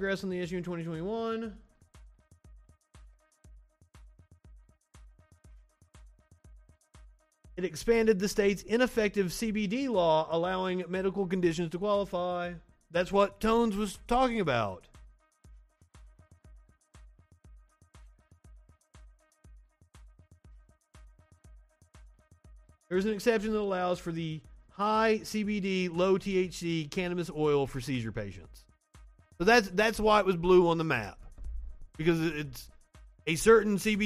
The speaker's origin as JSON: {"language": "English", "region": "Kentucky", "country": "United States", "also_born_or_lived": "Tennessee", "accent": "Southern", "moved": "yes", "lives_now": "Alabama, United States", "said": "I'm from Kentucky and I went to college in Tennessee. I worked for several news stations in Kentucky"}